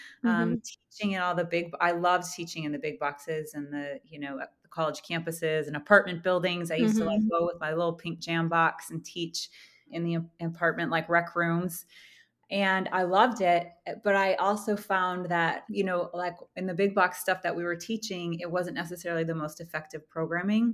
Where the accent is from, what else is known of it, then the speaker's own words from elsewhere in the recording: Plymouth, Michigan, United States; moved away; I'm originally from Michigan, Plymouth, Michigan